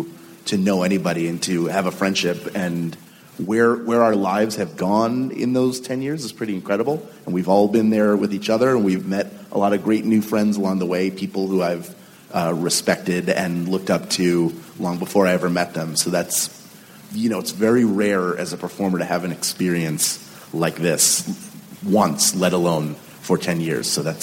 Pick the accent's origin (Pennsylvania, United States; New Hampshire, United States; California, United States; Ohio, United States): Pennsylvania, United States; Philadelphia; we're both from Philadelphia